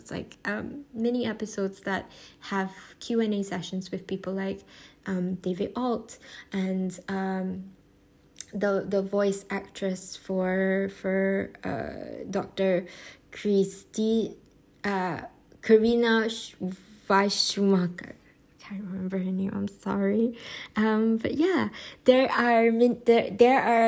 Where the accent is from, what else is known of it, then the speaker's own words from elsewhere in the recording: Malaysia; as a Malaysian Chinese